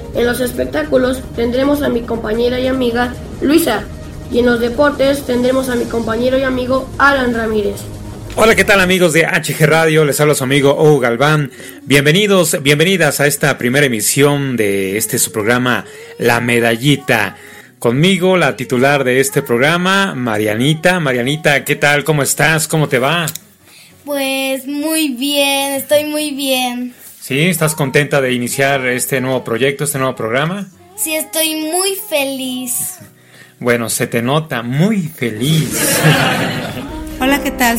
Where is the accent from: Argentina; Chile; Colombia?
Chile; cantautor chileno